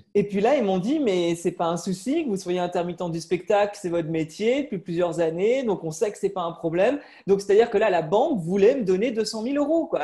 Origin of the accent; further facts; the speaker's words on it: western France, France; moved away; also born or lived in Paris / London; je suis originaire de l'ouest de la France. Euh, avec ma famille qui est toujours là-bas.